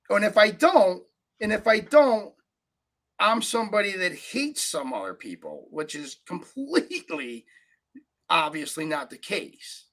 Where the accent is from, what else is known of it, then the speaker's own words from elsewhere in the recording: upstate New York, United States; i grew up in upstate new york 5001 people in my hometown